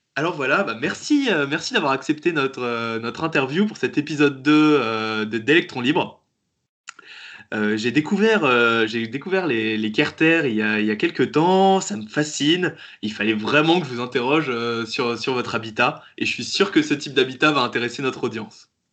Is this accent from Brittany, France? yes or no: yes; Brittany, France; je viens de je viens de Bretagne aussi justement, je connais très bien le Finistère